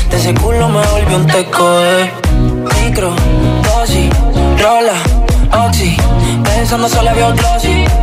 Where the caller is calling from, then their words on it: Alcorcón, Community of Madrid, Spain; Hola GTFM, {S1} soy {S7} … de Alcorcón.